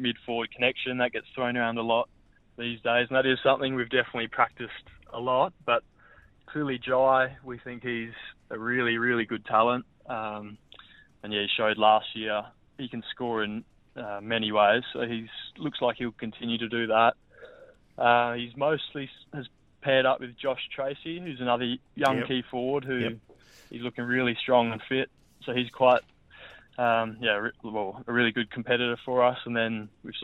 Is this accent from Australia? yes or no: yes; Adelaide, South Australia, Australia; moved away as an adult; also born or lived in Brisbane / Melbourne; now in Perth, Australia; Home's definitely still Adelaide